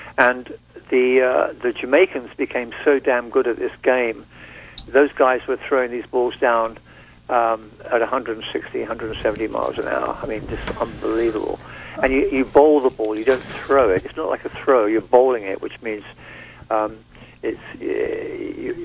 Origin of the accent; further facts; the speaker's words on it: Surrey, South East England, United Kingdom; where I grew up in England, in Surrey, on the Kent-Surrey border, just south of England, south of London